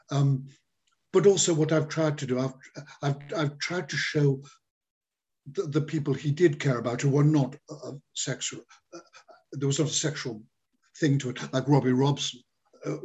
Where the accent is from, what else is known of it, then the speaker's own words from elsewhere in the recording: Liverpool, North West England, United Kingdom; I come from Liverpool and I'm Irish